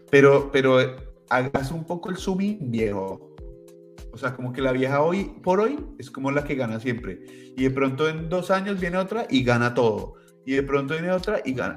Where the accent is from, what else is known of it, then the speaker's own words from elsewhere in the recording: Colombia; moved away; cuando era pequeño en Colombia